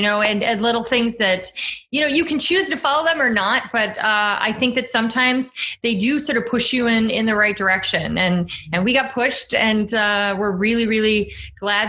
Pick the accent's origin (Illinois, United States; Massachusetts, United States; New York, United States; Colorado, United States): Illinois, United States; Chicago; I'm from Chicago